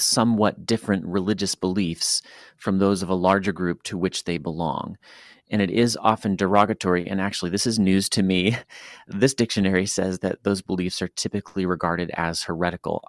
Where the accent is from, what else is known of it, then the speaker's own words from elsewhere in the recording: United States; as an American English speaker